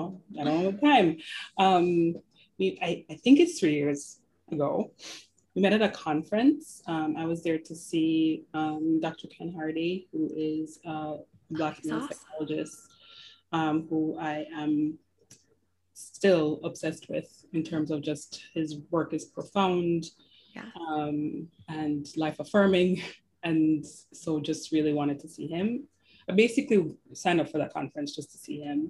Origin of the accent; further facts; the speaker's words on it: Jamaica; moved away as an adult; also born or lived in New York; now in Toronto, Canada; I was born and raised in Jamaica